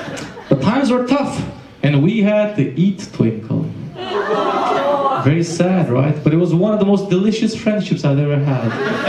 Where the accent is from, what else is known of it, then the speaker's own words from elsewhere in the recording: Romania; English is a second language; when I was growing up in Romania, there was a lot of dogs running the streets